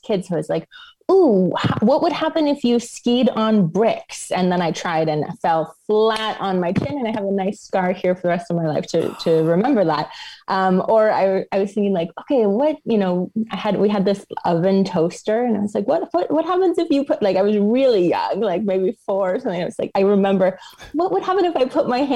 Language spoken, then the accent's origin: English; New York City, New York, United States; accent: American; moved away as an adult; also born or lived in India; now in Stuttgart, Germany; I'm originally from New York City, but I've actually been living abroad, mostly in Europe, a little in India for the past 10 years